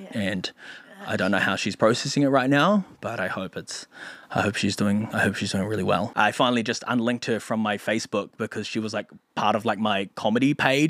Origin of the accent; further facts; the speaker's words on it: Philippines; because we're both Filipino comics